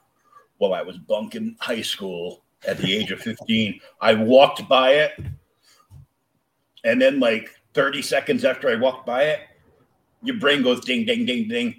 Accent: Warwick, Rhode Island, United States; moved away as an adult; also born or lived in Pawtucket, Rhode Island; now in Massachusetts, United States; I'm a masshole now, but I grew up in Warwick, where I lived only a few blocks away from Airport Road.

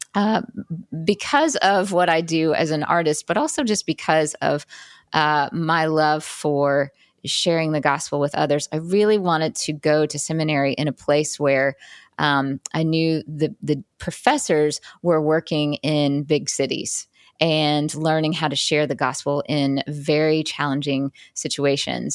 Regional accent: Jackson, Mississippi, United States; now in New York City, United States; I grew up in Jackson, Mississippi, so you know, relatively uh, smaller city.

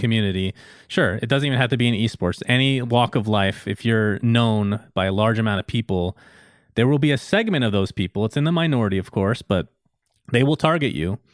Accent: United States; I grew up in the United States

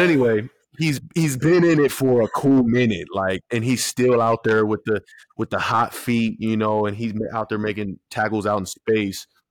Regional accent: San Diego, California, United States; I'm from San Diego

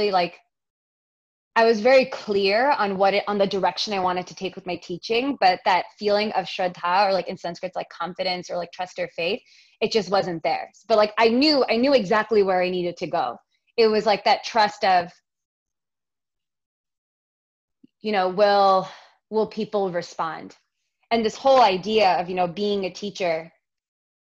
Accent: New York, United States; I was born and raised in New York, even, you know, in an Indian family

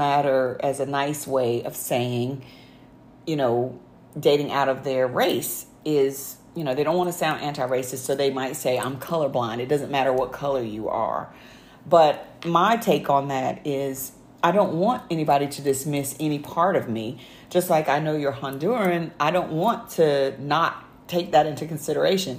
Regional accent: the South, United States; I was from the South, a small rural town, we didn't have that much diversity

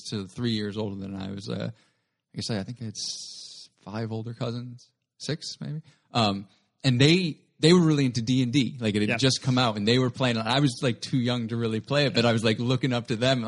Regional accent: Stratford, Connecticut, United States; moved away as an adult; also born or lived in Milford / Boston / London; I was born in Milford and moved to Stratford when I was 2 and grew up there

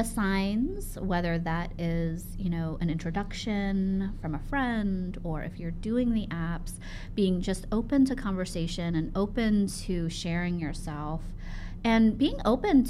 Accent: Savannah, Georgia, United States; I'm from Savannah, Georgia

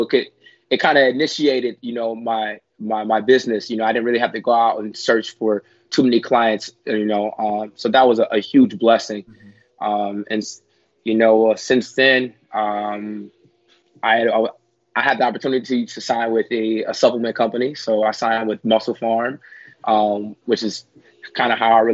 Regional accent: Ontario, California, United States; I'm from Ontario, California. I was raised and grew up in Ontario

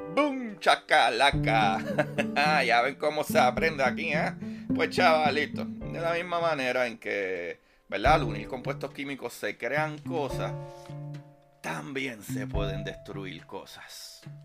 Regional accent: Puerto Rico; mi país, Puerto Rico

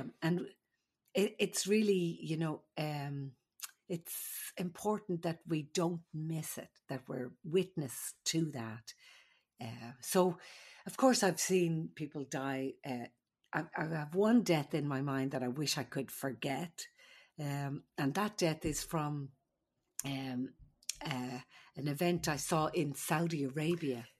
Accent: Ireland; moved away; I'm the Irish midwife.

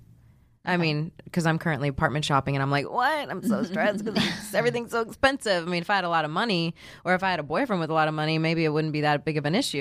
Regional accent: Houston, Texas, United States; I'm from Houston.

